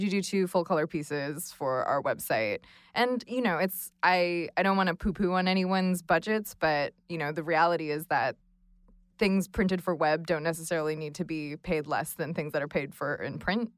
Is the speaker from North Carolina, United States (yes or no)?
no; Los Angeles, California, United States; now in Brooklyn, United States; I am based in Brooklyn, but I'm originally from Los Angeles